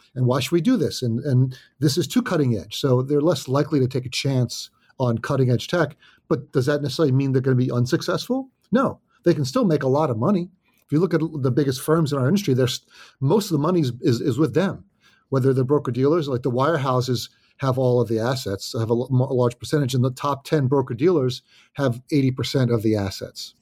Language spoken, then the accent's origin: English; New Jersey, United States; also born or lived in Oyster Bay, Long Island, New York; I was raised in New Jersey. So been in New Jersey a long time